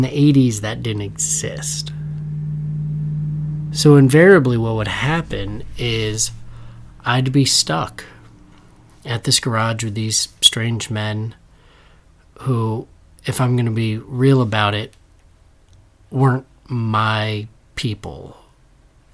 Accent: Danbury, Connecticut, United States; I grew up in Danbury, Connecticut

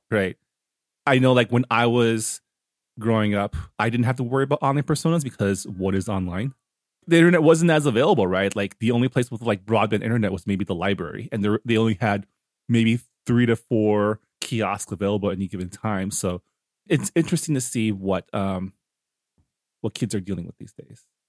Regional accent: Canada; now in California, United States; as a Canadian

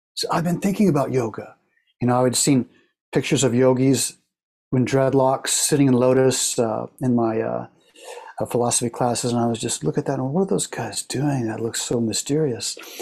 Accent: Oklahoma, United States; moved away as an adult; also born or lived in San Diego, California / San Francisco, California; I grew up in Oklahoma, and so I moved to San Diego

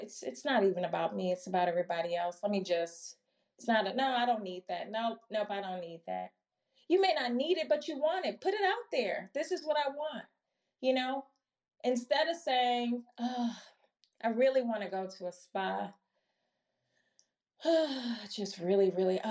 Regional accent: Milwaukee, Wisconsin, United States; moved away as an adult; also born or lived in Chicago; I'm born and raised in Milwaukee, Wisconsin, originally, and moved to Chicago for college

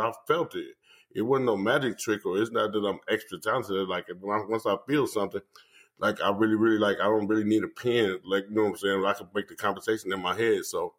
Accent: Chicago, Illinois, United States; I'm originally from Chicago, and my parents are actually from the South, Mississippi and Louisiana

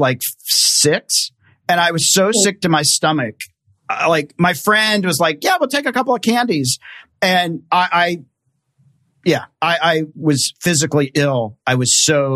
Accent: Tennessee, United States; I'm from Tennessee.

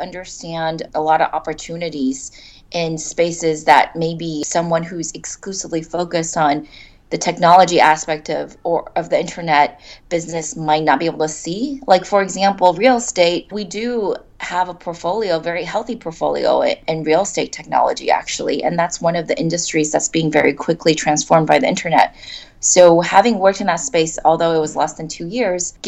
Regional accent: Silicon Valley, California, United States; moved away as an adult; now in China; I grew up in Silicon Valley

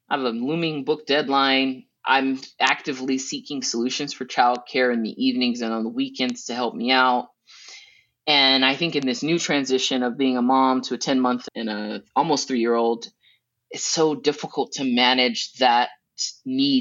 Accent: United States; also born or lived in Preston, England; as an American

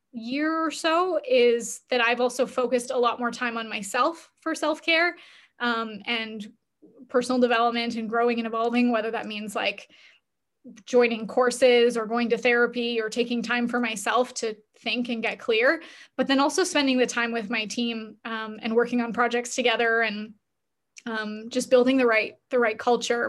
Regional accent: Canada; we're both Canadian

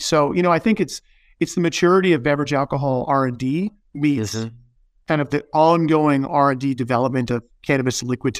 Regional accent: Arizona, United States; I grew up in Arizona

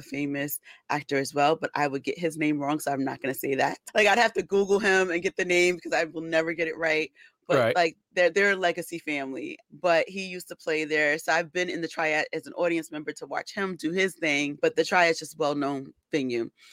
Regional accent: New York City, New York, United States; I'm actually from the Bronx.

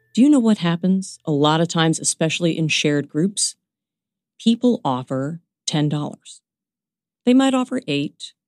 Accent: New York City, New York, United States; moved away as an adult; also born or lived in New Jersey; I was born in Brooklyn. I am a lifelong New Yorker

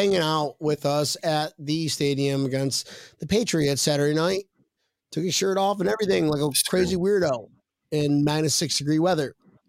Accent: United Kingdom; I'm not from here, mate. I'm from Great Britain.

